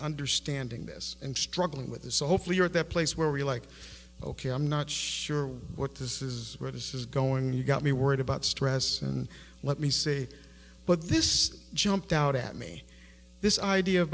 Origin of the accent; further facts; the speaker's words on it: Buffalo, New York, United States; I grew up in Buffalo, New York